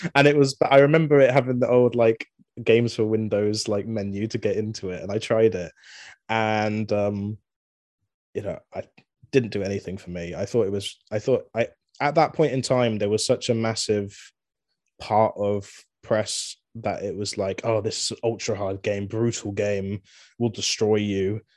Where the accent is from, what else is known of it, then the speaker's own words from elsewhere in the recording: Swindon, South West England, United Kingdom; I'm from Swindon, England